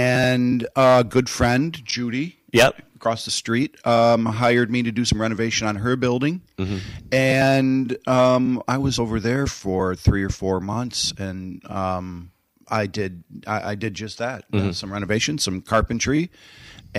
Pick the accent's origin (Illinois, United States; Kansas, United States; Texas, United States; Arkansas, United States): Illinois, United States; Chicago; moved away as an adult; now in Saugatuck, United States; almost 30 years in Chicagoland